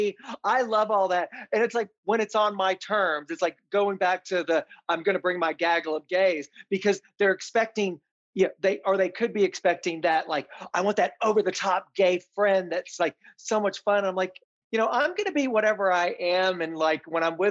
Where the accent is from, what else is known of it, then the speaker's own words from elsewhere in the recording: Tennessee, United States; I grew up in the South, in Tennessee, on a farm